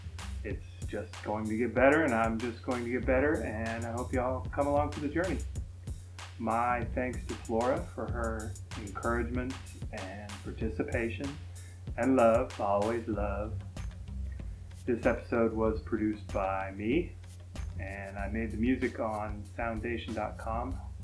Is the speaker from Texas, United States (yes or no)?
yes; Texas, United States; I'm from Texas. I say y'all.